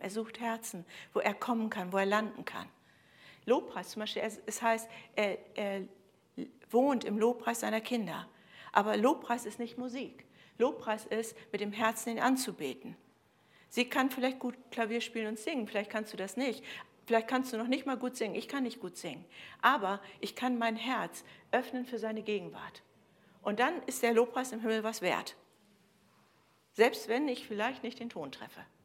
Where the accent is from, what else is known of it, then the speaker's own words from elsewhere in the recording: Germany; bei uns in Deutschland